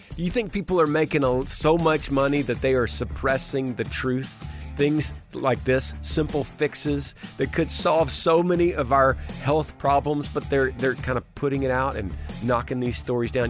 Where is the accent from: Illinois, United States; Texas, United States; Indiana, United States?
Texas, United States; in Texas, in my home state